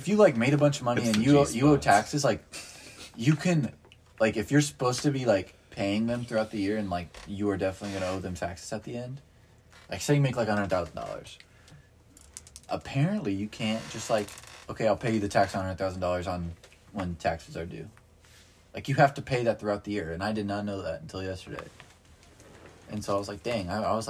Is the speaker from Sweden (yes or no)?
yes; Sweden; I'm from Sweden.